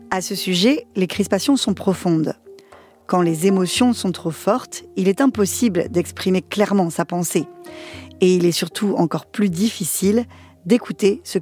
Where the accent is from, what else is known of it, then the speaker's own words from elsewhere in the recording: Algiers Province, Algeria; moved away as an adult; now in Saint-Denis, France; J'habite à Saint-Denis. Je suis née en Algérie, sur les pas loin d'Alger. Bah, j'ai grandi là-bas jusqu'à l'âge de 26 ans.